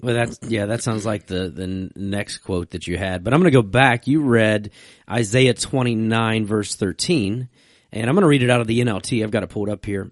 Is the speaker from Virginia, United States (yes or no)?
yes; Virginia, United States; I'm from Virginia